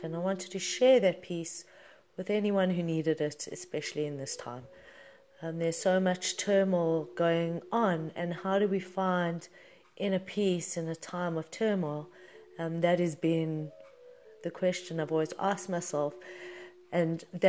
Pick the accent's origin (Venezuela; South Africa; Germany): South Africa; Johannesburg, Gauteng; I was born in Johannesburg, South Africa in 1978